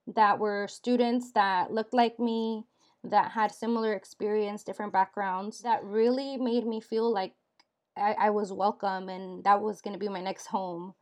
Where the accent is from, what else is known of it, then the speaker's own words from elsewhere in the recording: Dixon, California, United States; I grew up in Dixon, California